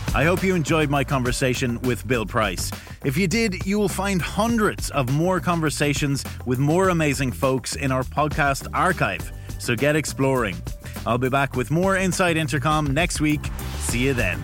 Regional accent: Ireland; as an Irishman

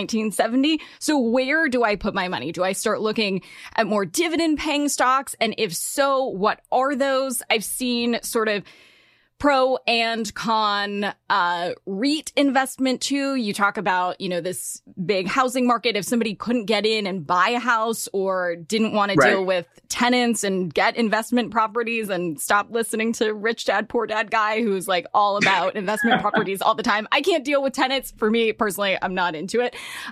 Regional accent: Los Angeles, California, United States; I'm from

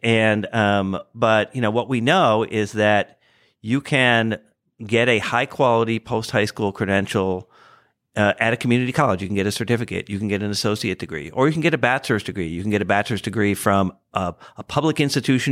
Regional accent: Hartford, Connecticut, United States; moved away as an adult; now in Indianapolis, United States; I grew up outside of Hartford, Connecticut

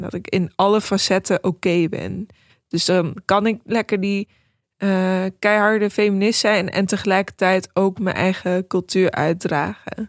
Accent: Netherlands; also born or lived in New York; ik ben Nederlands, maar ook Iraans

